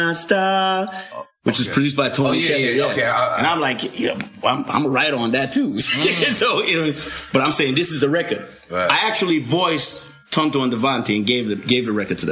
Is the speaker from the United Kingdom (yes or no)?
no; Kingston, Jamaica; also born or lived in Raytown / North Carolina; now in United States; Born and raised in Kingston.